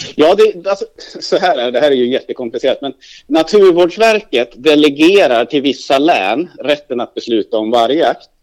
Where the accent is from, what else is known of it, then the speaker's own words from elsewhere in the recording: Hälsingland, Gävleborg County, Sweden; moved away; där jag kommer hem från hemma i Hälsingland